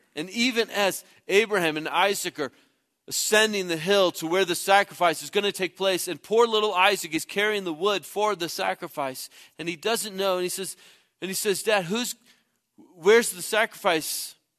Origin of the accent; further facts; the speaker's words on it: Midwest, United States; moved away; I grew up in the Midwest